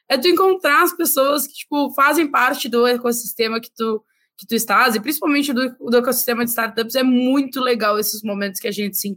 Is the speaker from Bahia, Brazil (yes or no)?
no; Rio Grande do Sul, Brazil; É, para mim, né, como gaúcha, estar lá no Rio Grande do Sul, num evento lá